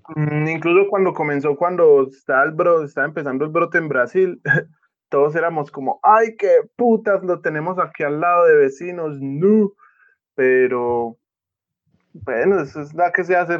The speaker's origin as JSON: {"language": "Spanish", "region": "Antioquia", "country": "Colombia", "said": "mi departamento Antioquia"}